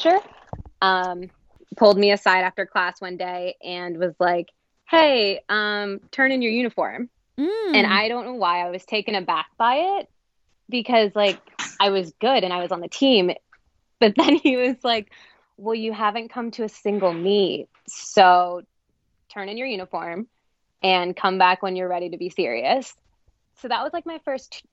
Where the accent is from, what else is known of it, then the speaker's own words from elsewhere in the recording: New Jersey, United States; moved away as an adult; also born or lived in North Carolina / New England; I grew up in New Jersey, was there my whole first 18 years alive, move, same house, that whole thing.